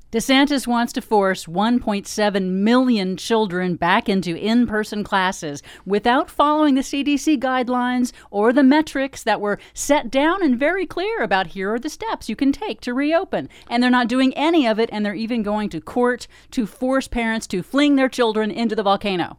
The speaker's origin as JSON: {"language": "English", "region": "Texas", "country": "United States", "tie": "born or raised there", "also_born_or_lived": "Louisiana", "moved": "yes", "said": "I was born in Louisiana, raised in Texas"}